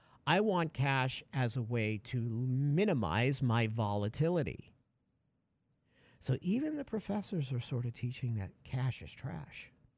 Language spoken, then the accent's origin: English; Connecticut, United States; Hi, I'm from Connecticut. Call me. I did that once.